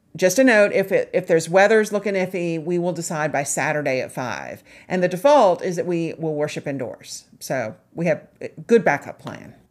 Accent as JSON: {"language": "English", "town": "Charleston", "region": "South Carolina", "country": "United States", "tie": "born or raised there", "also_born_or_lived": "West Virginia", "moved": "as an adult", "said": "I grew up in Charleston, South Carolina, where there are flowers all the time"}